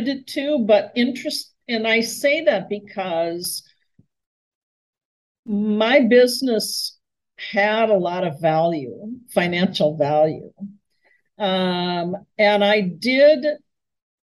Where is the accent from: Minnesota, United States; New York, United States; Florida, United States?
Minnesota, United States; Minneapolis; moved away as an adult; also born or lived in California; I moved to my hometown of Minneapolis, where I was born and raised